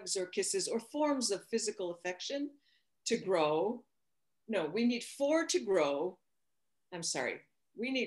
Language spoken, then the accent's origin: English; United States; moved away as an adult; also born or lived in Rio de Janeiro, Brazil / São Paulo, Brazil; as an American girl